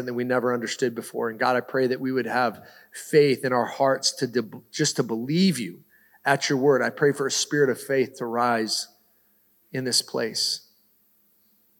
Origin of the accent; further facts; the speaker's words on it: the Northwest, Pacific Northwest, United States; I grew up in the Northwest